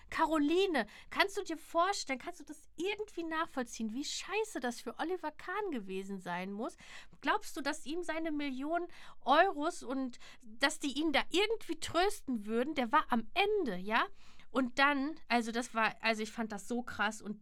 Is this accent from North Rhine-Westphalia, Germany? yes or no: yes; North Rhine-Westphalia, Germany; Aufgewachsen sind wir beide in NRW, er in Köln im Fußballverein und ich im Ruhrgebiet mit Gameboy-Spielen.